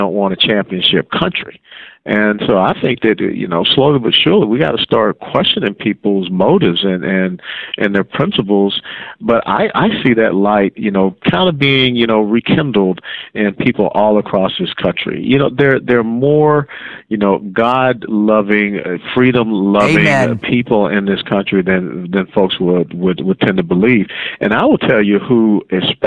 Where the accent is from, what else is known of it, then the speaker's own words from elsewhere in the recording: the South, United States; now in Texas, United States; growing up down south, we used to sing this little song in Sunday school